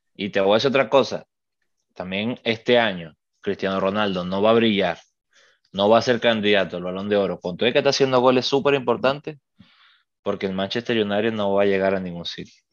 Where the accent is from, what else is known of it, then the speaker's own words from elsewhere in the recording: Venezuela; Nosotros somos venezolanos